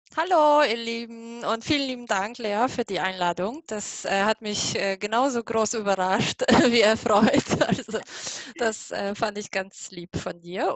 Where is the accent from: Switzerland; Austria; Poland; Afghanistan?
Poland; German is a second language; moved away as an adult; now in Germany; ursprünglich komme ich aus Polen. Deswegen bitte nicht wundern, dass mein Deutsch so komisch ist.